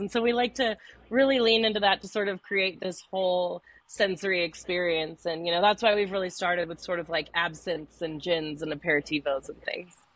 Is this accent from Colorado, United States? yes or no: yes; Denver, Colorado, United States; I grew up in Denver